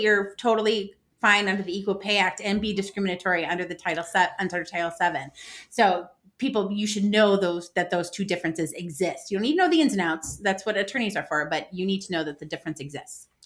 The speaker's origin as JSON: {"language": "English", "country": "United States", "said": "being American"}